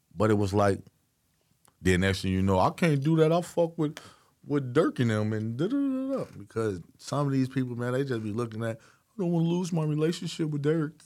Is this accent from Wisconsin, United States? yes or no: no; Chicago, Illinois, United States; I'm from Chicago